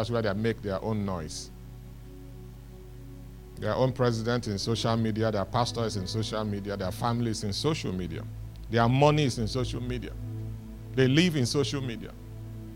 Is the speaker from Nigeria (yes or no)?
yes; Nigeria; we are Nigerian, we had Nigerian passport